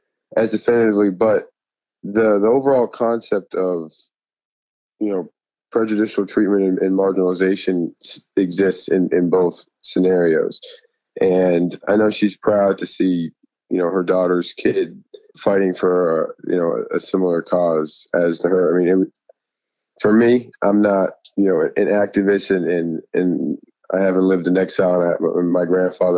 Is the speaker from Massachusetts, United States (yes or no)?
yes; Boston, Massachusetts, United States; moved away; also born or lived in Davidson; growing up in Boston